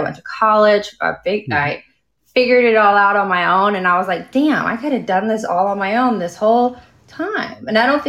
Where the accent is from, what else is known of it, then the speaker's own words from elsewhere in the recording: Dallas, Texas, United States; I am. I am from Dallas.